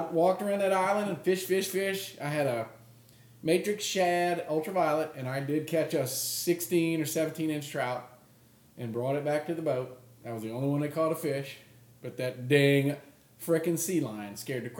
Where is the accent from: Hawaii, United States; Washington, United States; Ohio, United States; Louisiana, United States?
Louisiana, United States; I grew up in Louisiana